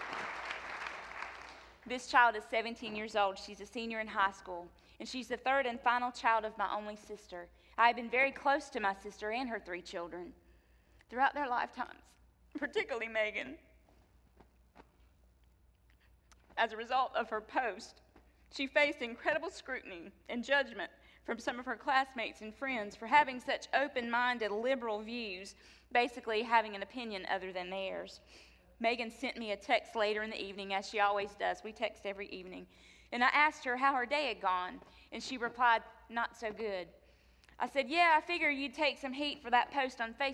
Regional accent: North Carolina, United States; moved away; my home state of North Carolina

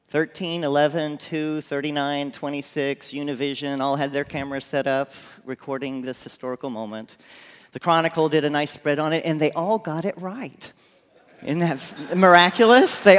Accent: McAllen, Texas, United States; I grew up in McAllen, Texas.

